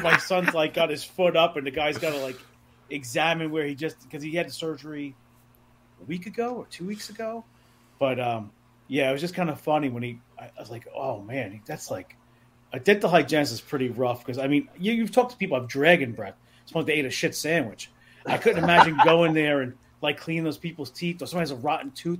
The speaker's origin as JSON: {"language": "English", "town": "New York City", "region": "New York", "country": "United States", "tie": "born or raised there", "lives_now": "Shirley, United States", "said": "I grew up in New York City, grew up in Queens."}